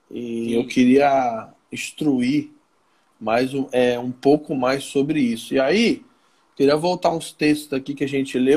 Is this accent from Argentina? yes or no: no; Rio de Janeiro, Brazil; eu sou do Rio, eu sou bonito, eu sou legal.